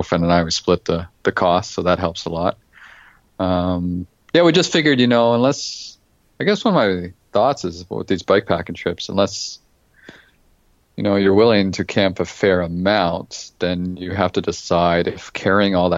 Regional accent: Toronto, Ontario, Canada; now in Waterloo, Canada; I grew up in Toronto, Ontario

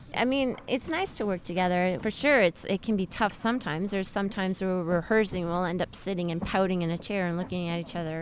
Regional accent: Montreal, Quebec, Canada; moved away as an adult; I'm Canadian

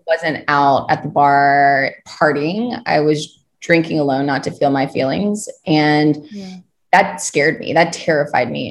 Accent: Kentucky, United States; moved away as an adult; also born or lived in Ohio / New York; So I am originally from Kentucky. I grew up on a farm there

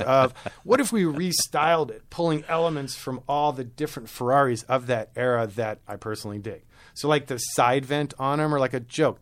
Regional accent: New York City, New York, United States; also born or lived in rural Maryland; Maryland and then New York City. And it was our move to New York City when I was eight that opened my eye. I was in rural Maryland on a farm

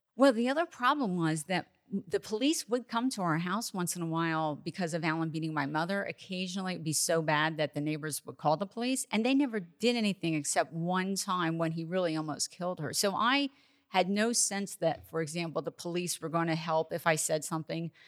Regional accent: New Jersey, United States; I grew up in New Jersey

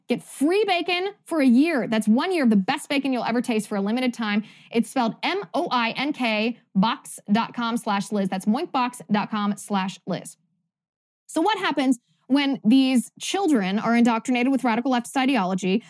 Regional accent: Ohio, United States; Oberlin College is in my home state of Ohio.

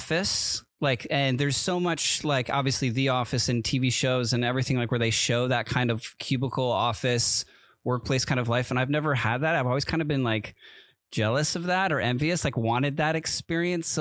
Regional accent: East Coast, United States; moved away; I grew up on the East Coast

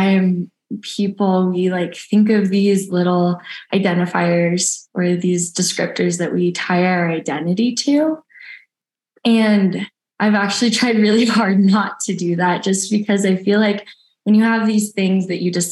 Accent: Redding, California, United States; now in Truckee, United States; I grew up in Redding, California. So Northern California.

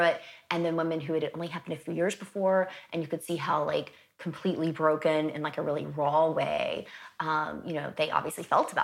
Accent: the South, United States; I'm from the South

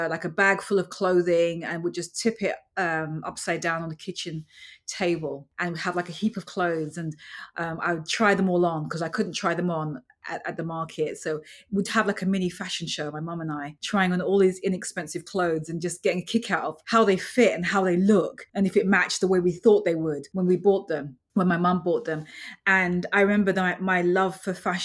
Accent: London, United Kingdom; moved away as an adult; now in New York, United States; When I grew up later on in London and then moving to New York

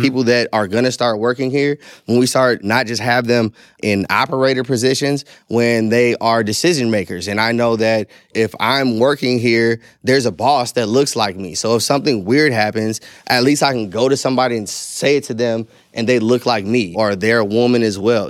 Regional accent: St. Louis, Missouri, United States; I grew up in Saint Louis, Missouri

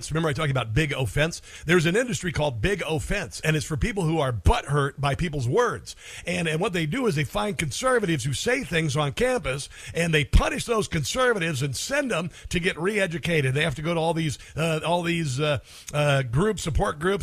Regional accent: Iowa, United States; When I was a kid, I grew up in Iowa

